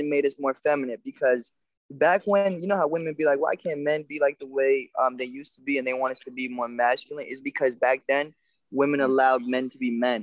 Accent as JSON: {"language": "English", "town": "New York City", "region": "New York", "country": "United States", "tie": "born or raised there", "said": "I grew up in New York"}